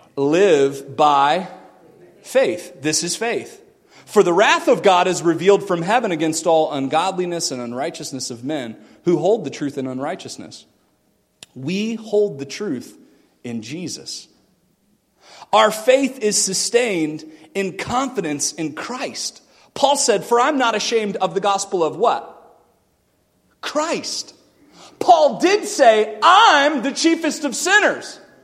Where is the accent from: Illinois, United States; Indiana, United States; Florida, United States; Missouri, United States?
Florida, United States; Melbourne; moved away; I grew up in Florida. 12 years, like five minutes from the beach. And it's in a town called Melbourne